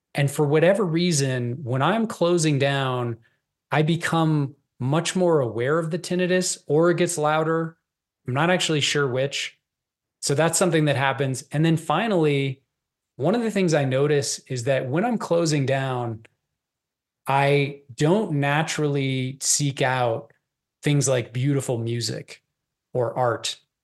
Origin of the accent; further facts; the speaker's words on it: Boulder, Colorado, United States; I grew up in Boulder, which is a very liberal enclave.